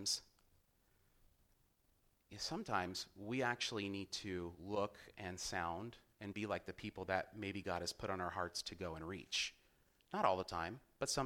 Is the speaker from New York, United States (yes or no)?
no; Ventura, California, United States; Growing up in Ventura